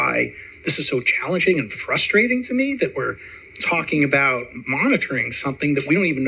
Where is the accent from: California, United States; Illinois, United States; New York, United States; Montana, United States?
Montana, United States; Well, I'm from Montana